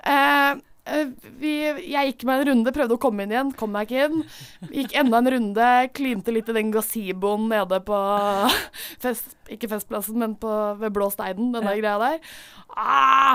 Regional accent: Drøbak, Akershus, Norway; moved away; rommet mitt eh, hjemme i Drøbak

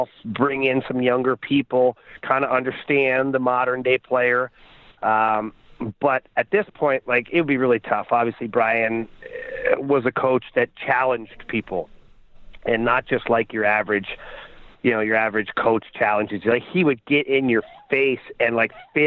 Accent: Ottawa, Ontario, Canada; myself and Jeff Brown as partners because we're both from Ottawa

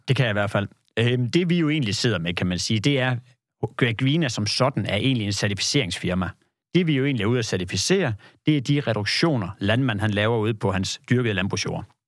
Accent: Denmark; also born or lived in Kolding; jeg er fra det jyske

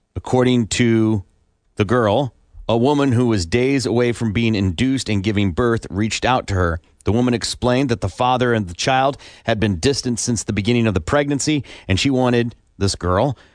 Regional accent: Iowa, United States; also born or lived in Kansas City; now in Tulsa, United States; I grew up in Iowa, lived most of my life growing up there.

